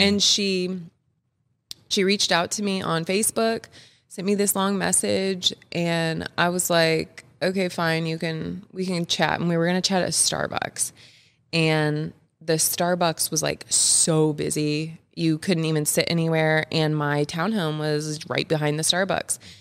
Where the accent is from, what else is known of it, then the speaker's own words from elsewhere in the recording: Kansas City, United States; I've grown up in the Kansas City area since like fifth grade, since about fifth grade